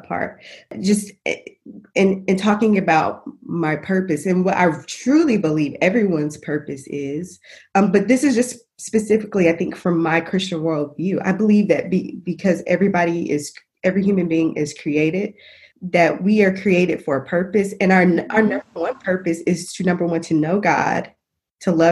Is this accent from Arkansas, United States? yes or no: yes; Little Rock, Arkansas, United States; moved away; I'm from born and raised in Little Rock, Arkansas / North Little Rock